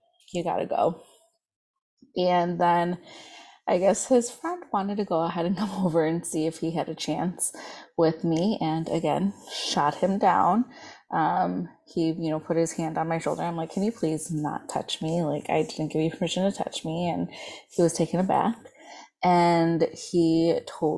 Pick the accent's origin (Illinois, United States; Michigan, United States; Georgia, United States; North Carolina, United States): Illinois, United States; Chicago; I'm from the Chicagoland area